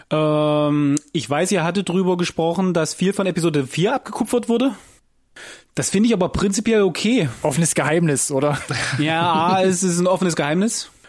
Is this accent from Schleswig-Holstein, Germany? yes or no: no; Halle, Saxony-Anhalt, Germany; now in Cologne, Germany; ich bin aus Halle an der Saale aus beruflichen Gründen nach Köln gezogen.